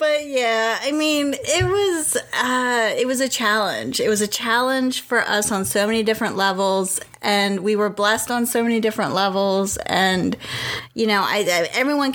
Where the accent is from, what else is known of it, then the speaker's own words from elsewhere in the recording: Pennsylvania, United States; now in Raleigh, United States; we are originally from Pennsylvania. That's where all our family is